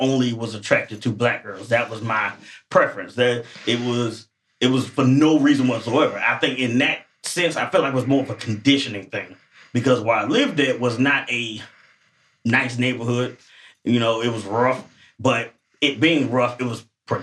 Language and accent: English; St. Petersburg, Florida, United States; I'm actually from St. Pete, Florida